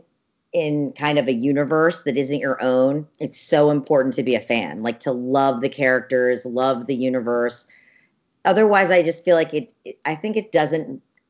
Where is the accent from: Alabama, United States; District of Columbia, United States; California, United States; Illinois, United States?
District of Columbia, United States; Washington; And I grew up in the Washington, D.C. area.